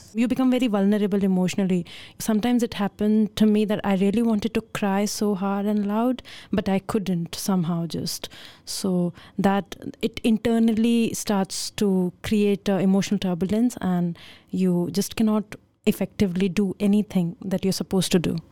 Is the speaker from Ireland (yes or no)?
no; India; moved away as an adult; now in Netherlands; being from India